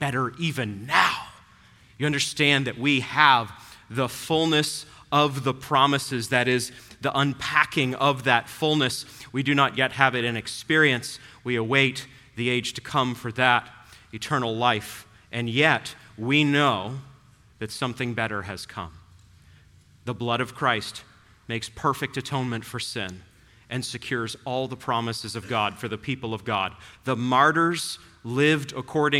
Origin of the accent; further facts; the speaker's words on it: New England, United States; moved away; I grew up in New England